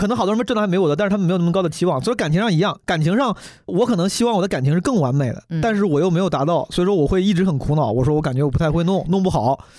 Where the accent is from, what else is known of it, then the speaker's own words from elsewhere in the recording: Zhengzhou, Henan, China; also born or lived in New York / Shanghai; now in Beijing, China; 我们郑州老家也有这样的人，